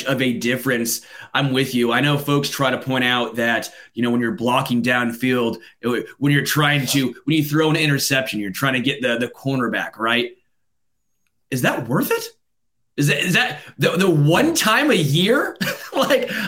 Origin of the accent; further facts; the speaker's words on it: Kansas City, Missouri, United States; I have a stupid accent being from Kansas City from the Midwest.